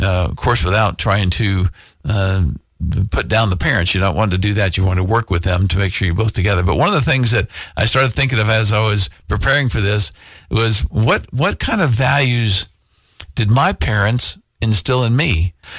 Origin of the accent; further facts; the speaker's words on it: Uniontown, Pennsylvania, United States; also born or lived in Iowa; So I was born in Iowa. We moved to Western Pennsylvania, just south of Pittsburgh, a little town called Uniontown.